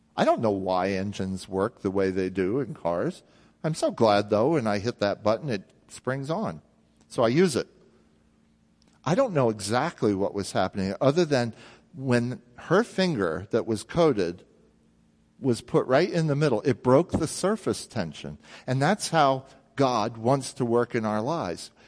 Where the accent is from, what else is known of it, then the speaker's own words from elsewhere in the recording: Jersey Shore, New Jersey, United States; I grew up near the Jersey Shore